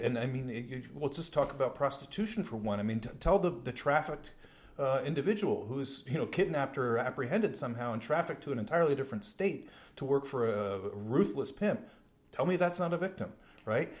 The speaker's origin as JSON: {"language": "English", "town": "New York City", "region": "New York", "country": "United States", "tie": "born or raised there", "said": "when I was growing up in New York"}